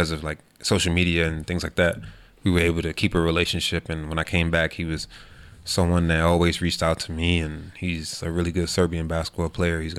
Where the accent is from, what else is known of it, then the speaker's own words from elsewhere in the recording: Queens, New York, United States; I'm from Queens. The Mets is uh, they about 20 minutes from where I live.